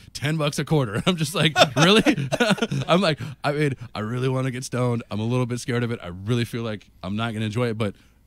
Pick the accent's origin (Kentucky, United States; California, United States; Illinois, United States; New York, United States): California, United States; moved away as an adult; I was from California